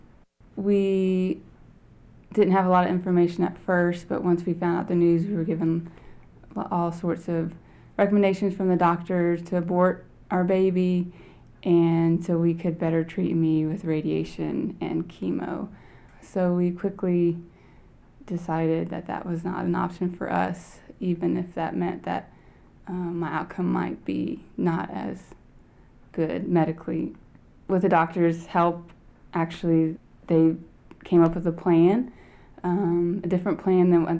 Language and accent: English; United States; moved away as an adult; also born or lived in New Orleans, Louisiana / Dallas-Fort Worth, Texas; now in Mathias, West Virginia, United States; I've grown up in cities, New Orleans, Louisiana, and Dallas-Fort Worth area in Texas